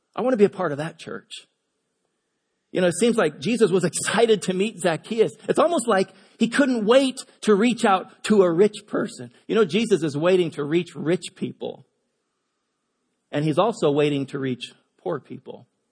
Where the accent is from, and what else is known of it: United States; also born or lived in Washington / Colorado / California